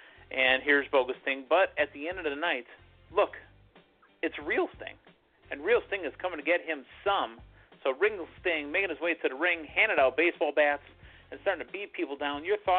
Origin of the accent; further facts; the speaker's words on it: Milwaukee, Wisconsin, United States; I'm from Milwaukee, Wisconsin, Packer Country, USA.